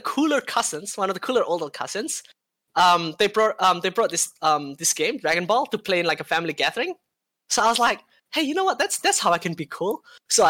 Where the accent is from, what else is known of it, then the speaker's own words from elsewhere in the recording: Indonesia; now in New Zealand; I've actually never been back to my home country in Indonesia for since 2003